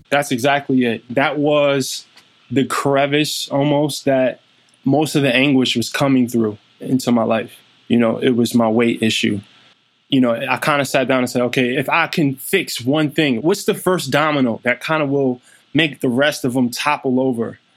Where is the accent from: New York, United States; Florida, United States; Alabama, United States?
New York, United States; New York City; also born or lived in Germany; I grew up in Brownsville, Brooklyn